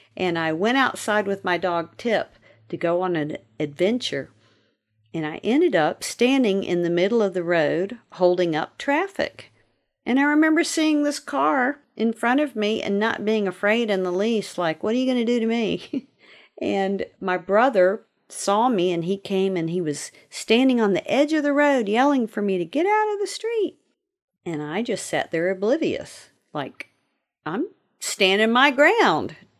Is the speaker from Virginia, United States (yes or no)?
yes; Virginia, United States; I grew up in Virginia